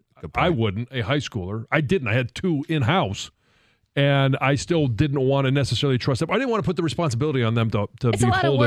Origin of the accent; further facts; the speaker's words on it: Detroit, Michigan, United States; moved away; I'd always wanted to play for the Lions. I wanted to come home